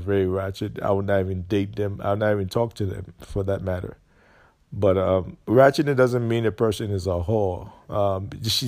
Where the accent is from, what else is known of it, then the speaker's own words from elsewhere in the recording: Jacksonville, Florida, United States; Florida, Jacksonville, Florida, North Florida